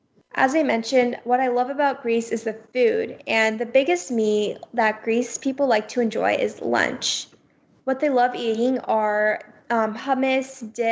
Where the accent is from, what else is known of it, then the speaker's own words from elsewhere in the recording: India; And everyone kept telling my family that they were so, because we're Indian, they were like, wow, we are such a big fan of Bollywood and Shah Rukh Khan.